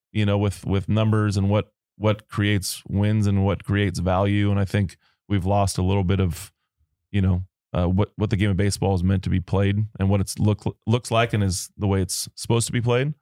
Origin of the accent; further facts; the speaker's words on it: Long Beach, California, United States; I grew up in Long Beach